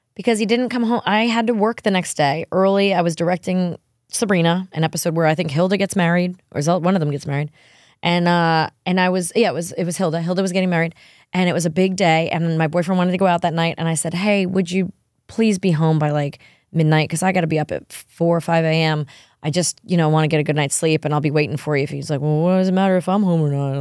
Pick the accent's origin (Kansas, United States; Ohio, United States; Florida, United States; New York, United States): New York, United States; I'm a New Yorker